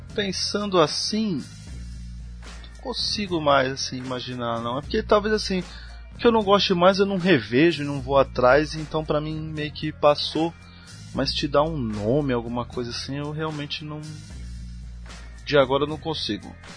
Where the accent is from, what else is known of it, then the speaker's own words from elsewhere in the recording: Brazil; pra nossa como brasileiro